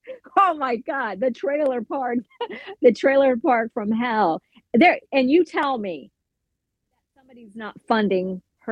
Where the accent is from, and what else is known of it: Tampa, Florida, United States; born or raised there